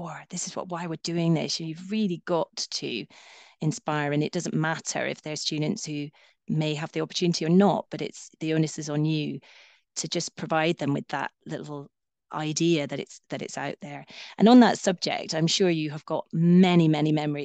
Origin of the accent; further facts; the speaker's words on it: Scotland, United Kingdom; I don't speak Gaelic and I'm Scottish